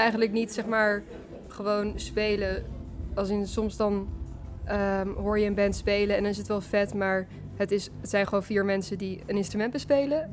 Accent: Groningen, Netherlands; now in Leeuwarden, Netherlands; We komen uit Groningen, maar we wonen allebei nu eh, nou ja, een tijdje in Leeuwarden

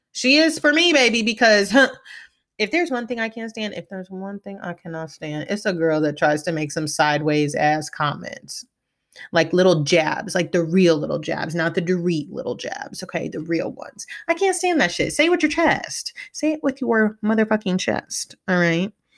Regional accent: Midwest, United States; As somebody from the Midwest

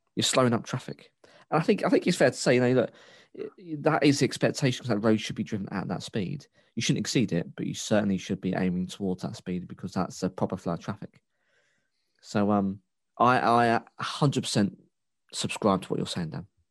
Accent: United Kingdom; the Britishness in me

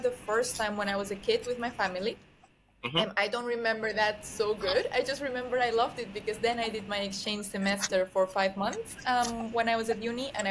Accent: Barcelona, Catalonia, Spain; moved away as an adult; also born or lived in Madrid; now in London, United Kingdom; I actually lived 2 years in Madrid after living in Barcelona all my life.

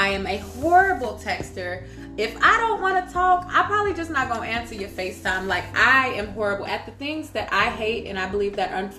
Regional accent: Wichita, Kansas, United States; Yeah, I'm from Kansas. Okay, 316 up.

